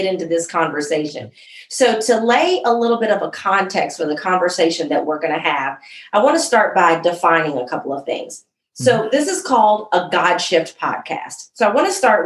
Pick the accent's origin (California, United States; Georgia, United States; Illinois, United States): Illinois, United States; Jacksonville; I was born in Jacksonville, Illinois